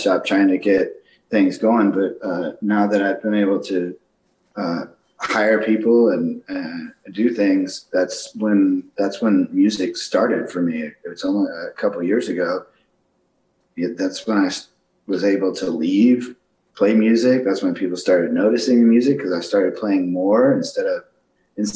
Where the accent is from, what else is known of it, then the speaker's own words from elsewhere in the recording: Austin, Texas, United States; moved away; my hometown, Austin, Texas